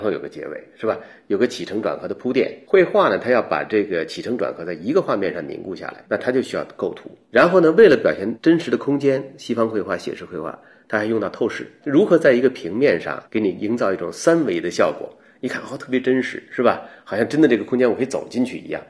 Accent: China; 我们中国人

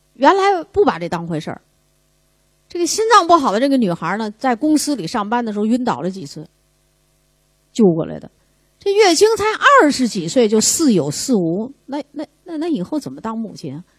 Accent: China; 我们中国人

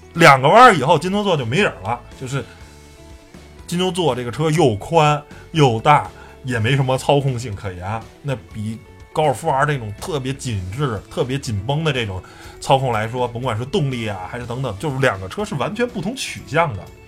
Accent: Beijing, China; 我是一个在和平里长大的

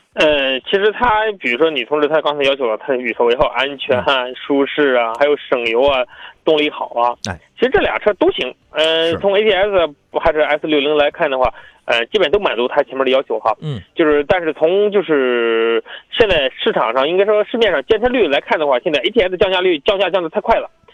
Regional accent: Jinan, Shandong, China; 我们济南市

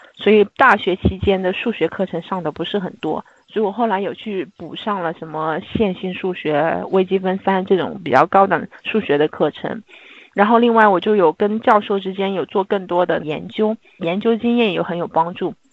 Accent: China; 我们作为中国人可能又比较隐忍一点

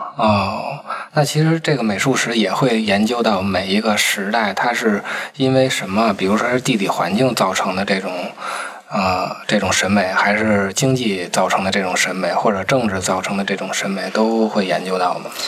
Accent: China; 因为咱们是中国人

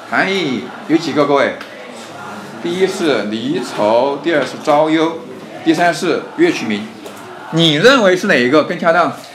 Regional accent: Sichuan, China; 我们四川也会方言吗

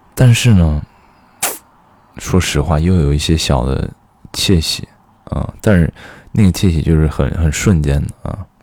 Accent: Xi'an, Shaanxi, China; moved away; also born or lived in Beijing; 小的时候在西安老是跟人说干洗，干洗

